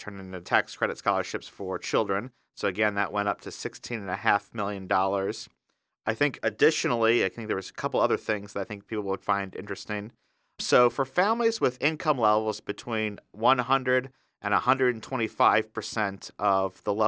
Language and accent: English; Indiana, United States; my home state of Indiana